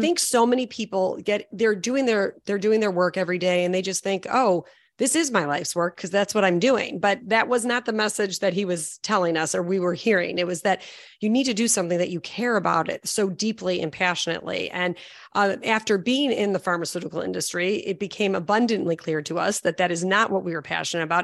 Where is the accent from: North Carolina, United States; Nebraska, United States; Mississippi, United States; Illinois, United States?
Illinois, United States; Chicago; I'm from Chicago